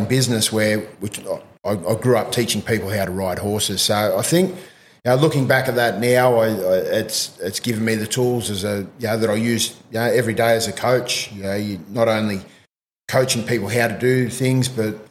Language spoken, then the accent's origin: English; Jindabyne, New South Wales, Australia; also born or lived in Berridale / Cooma; I actually come from a small country town called Berridale. Yep. I grew up mostly in Jindabyne.